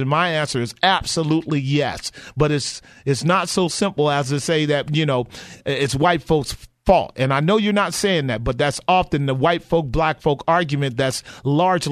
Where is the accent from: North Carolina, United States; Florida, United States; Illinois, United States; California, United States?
California, United States; Bay Area; did you grow up in the Bay Area here like I did